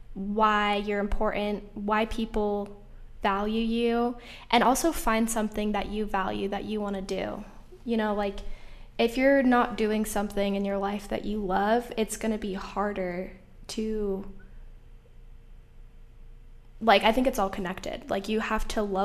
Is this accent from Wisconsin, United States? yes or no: no; Salt Lake City, Utah, United States; I grew up in Salt Lake City, where I went to a high school that was predominantly white